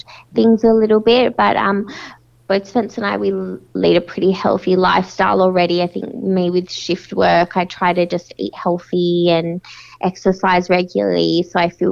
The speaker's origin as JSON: {"language": "English", "town": "Perth", "region": "Western Australia", "country": "Australia", "moved": "yes", "said": "I'm from Perth"}